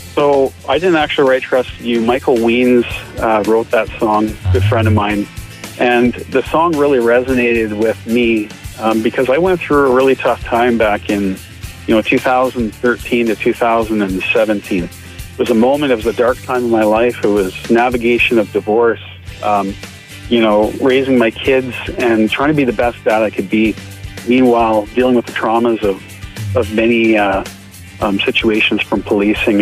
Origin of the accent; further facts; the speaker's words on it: Barrie, Ontario, Canada; moved away as an adult; now in Alberta, Canada; I grew up in Barrie, Ontario